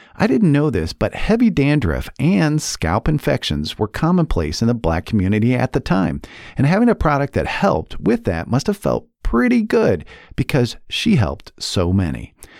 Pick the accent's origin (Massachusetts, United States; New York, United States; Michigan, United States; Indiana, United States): Indiana, United States; Indianapolis; I was born and raised in Indianapolis